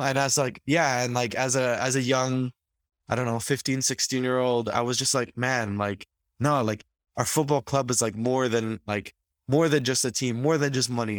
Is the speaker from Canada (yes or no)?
yes; Canada; as all of us Canadian football fans did